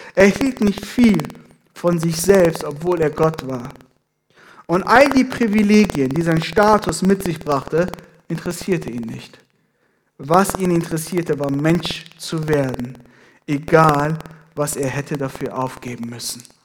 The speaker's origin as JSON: {"language": "German", "country": "Iran", "tie": "born or raised there", "moved": "yes", "lives_now": "Ethiopia", "said": "ich bin gebürtiger Iraner."}